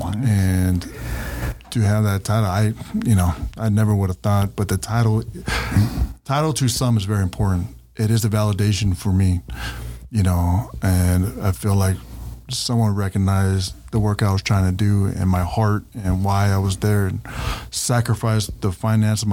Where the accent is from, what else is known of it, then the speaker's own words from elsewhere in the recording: California, United States; moved away as an adult; now in Utah, United States; I grew up in Cali